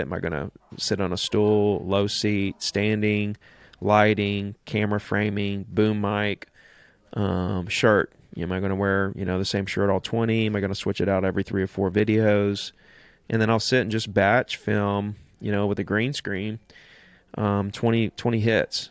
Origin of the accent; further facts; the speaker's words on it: Gulf Shores, Alabama, United States; here in Gulf Shores in my hometown